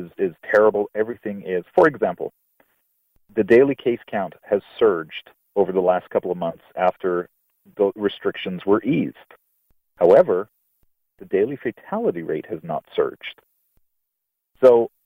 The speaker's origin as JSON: {"language": "English", "country": "United States", "moved": "yes", "lives_now": "Ireland", "said": "I'm an American"}